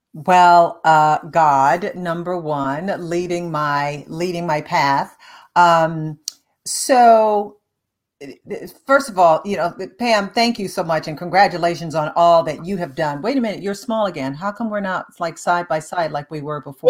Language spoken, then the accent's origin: English; Detroit, Michigan, United States; moved away; my hometown of Detroit